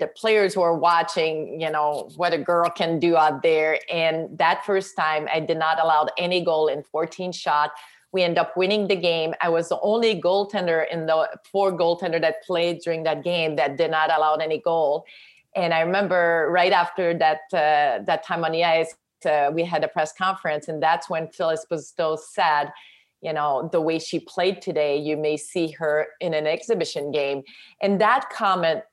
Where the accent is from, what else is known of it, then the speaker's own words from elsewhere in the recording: Quebec, Canada; English is a second language; moved away as an adult; now in United States; I was from Quebec. I didn't speak any English